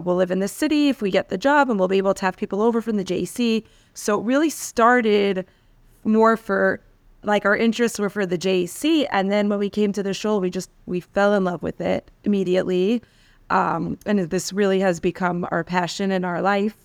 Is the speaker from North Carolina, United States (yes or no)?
no; New York City, New York, United States; also born or lived in Washington Heights, New York; So I grew up in Queens in New York